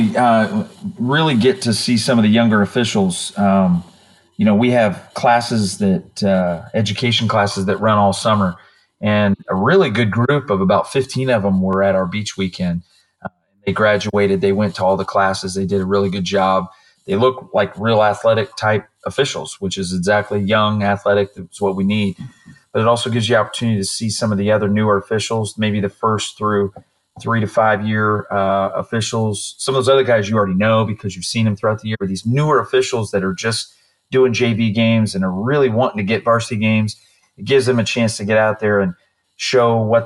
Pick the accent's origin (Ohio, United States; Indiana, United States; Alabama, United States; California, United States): Indiana, United States; now in Florida, United States; I grew up in Indiana